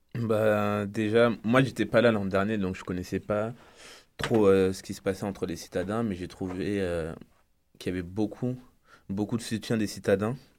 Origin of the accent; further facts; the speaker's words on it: France; moved away as an adult; je viens de France